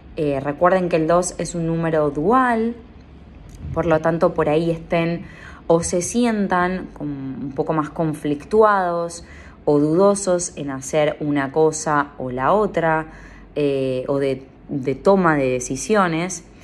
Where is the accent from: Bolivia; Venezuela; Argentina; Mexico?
Argentina; San Pedro, Buenos Aires Province; moved away; mi ciudad natal, San Pedro, San Pedro, Buenos Aires